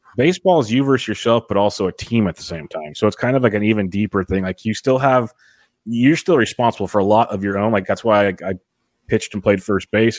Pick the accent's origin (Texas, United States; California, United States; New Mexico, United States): California, United States; Woodland; now in King City, United States; I'm from Woodland, little farm area.